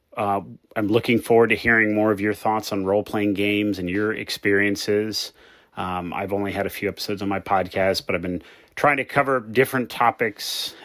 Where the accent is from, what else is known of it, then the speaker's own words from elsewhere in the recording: United States; now in Hawaii, United States; I am American by birth, Italian by blood.